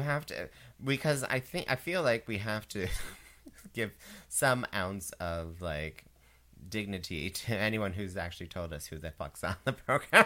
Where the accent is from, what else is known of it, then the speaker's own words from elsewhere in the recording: Canada; I'm a Canadian audiencer